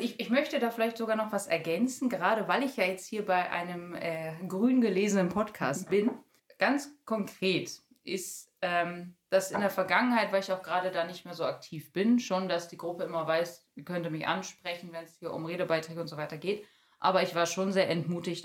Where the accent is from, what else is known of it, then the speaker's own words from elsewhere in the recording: Bielefeld, North Rhine-Westphalia, Germany; moved away as an adult; also born or lived in Detmold; now in Paderborn, Germany; eigentlich komme ich gebürtig aus Bielefeld